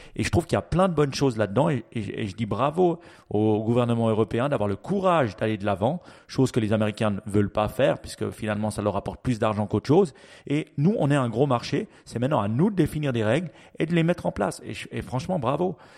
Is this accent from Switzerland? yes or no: yes; Switzerland; chez nous en Suisse